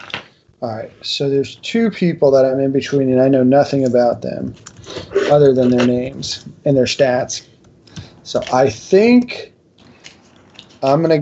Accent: South Florida, United States; I'm from South Florida

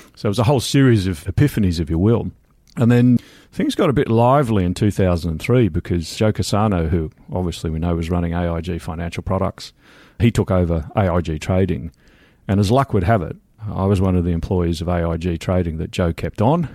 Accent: Australia; moved away as an adult; also born or lived in London, United Kingdom; now in Wimbledon, United Kingdom; I'm Australian.

